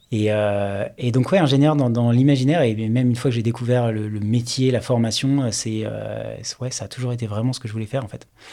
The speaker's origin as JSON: {"language": "French", "area": "Paris region", "region": "Île-de-France", "country": "France", "tie": "born or raised there", "also_born_or_lived": "Toulouse / Rennes / Stockholm", "said": "J'ai honnêtement passé bah, quasiment toute mon enfance et toute ma vie en région parisienne"}